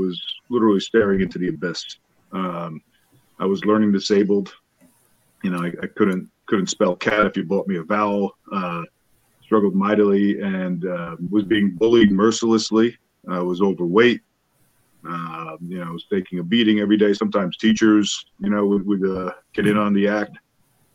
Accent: Sayville, New York, United States; also born or lived in Bronx, New York; I was born in the Bronx, New York. And right away, we moved out to the east end of Long Island

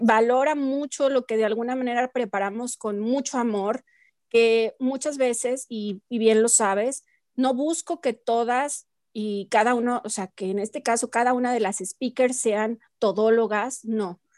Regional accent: Mexico; como mexicanos

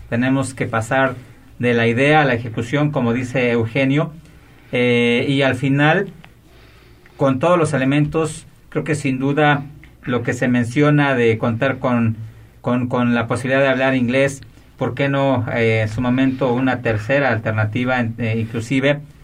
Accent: Mexico; como mexicanos

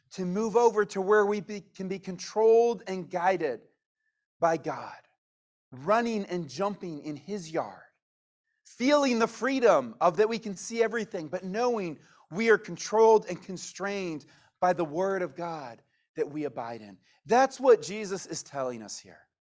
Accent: United States; we are Americans

